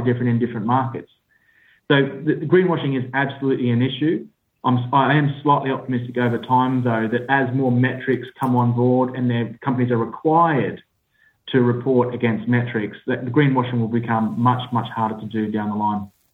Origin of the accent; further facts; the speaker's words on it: Australia; accent: Australian; now in United Kingdom; I sit in the UK, uh, despite my Australian accent.